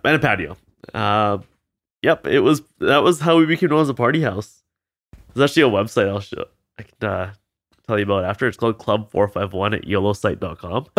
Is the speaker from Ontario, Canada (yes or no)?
no; Vancouver, British Columbia, Canada; also born or lived in Boston; I'm Canadian, I grew up here